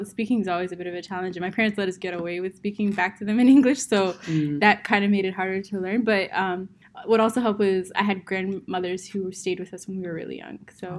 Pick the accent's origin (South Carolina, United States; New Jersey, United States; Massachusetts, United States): Massachusetts, United States; Boston; I was born and raised in the greater Boston area. Mm. My parents are actually of Ethiopian descent.